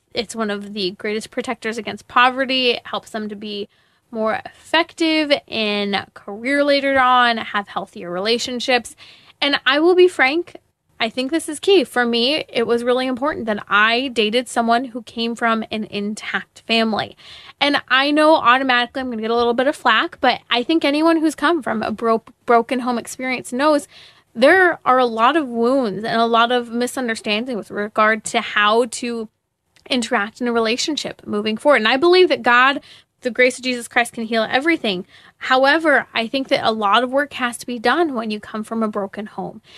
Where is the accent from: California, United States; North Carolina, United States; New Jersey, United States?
California, United States; Inland Empire, Southern; moved away; I grew up in the Inland Empire in Southern California